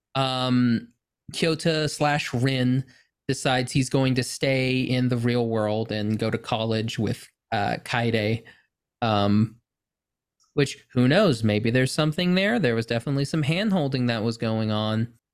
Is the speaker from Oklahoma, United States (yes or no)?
yes; Oklahoma, United States; I'm from Oklahoma